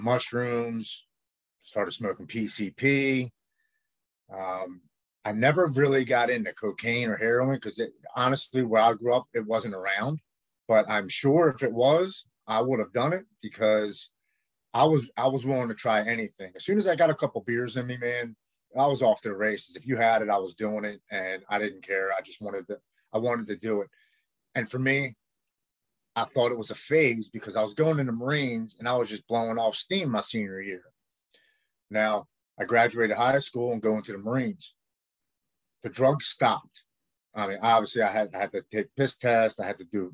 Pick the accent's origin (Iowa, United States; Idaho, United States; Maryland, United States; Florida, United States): Maryland, United States; Baltimore; I'm from Baltimore, Maryland